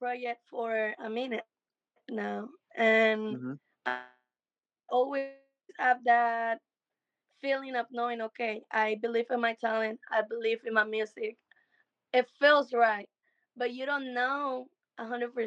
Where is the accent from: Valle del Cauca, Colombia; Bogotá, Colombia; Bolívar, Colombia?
Bolívar, Colombia; Cartagena; moved away as an adult; now in United States; Cartagena, Colombia